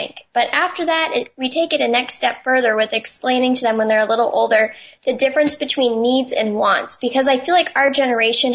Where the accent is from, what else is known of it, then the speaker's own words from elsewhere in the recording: New Hampshire, United States; I'm from New Hampshire, which is the first of the nation primary state.